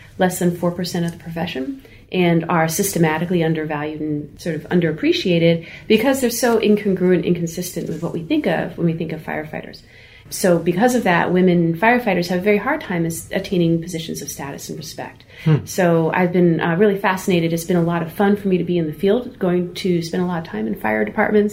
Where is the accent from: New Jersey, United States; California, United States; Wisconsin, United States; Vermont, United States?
New Jersey, United States; I grew up in New Jersey